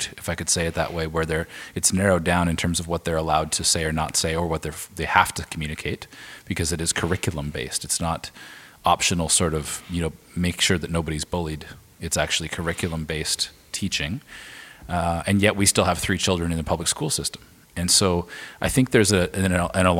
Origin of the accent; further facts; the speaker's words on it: Alberta, Canada; moved away as an adult; now in Vancouver, Canada; we're from Alberta originally, my wife